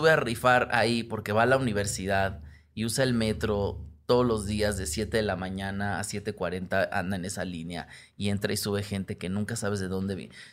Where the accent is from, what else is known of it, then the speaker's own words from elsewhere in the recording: Peru; Soy un peruano grande, justo.